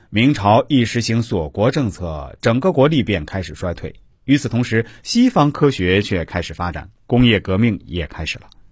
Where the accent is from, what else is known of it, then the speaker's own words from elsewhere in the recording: China; 我们中国人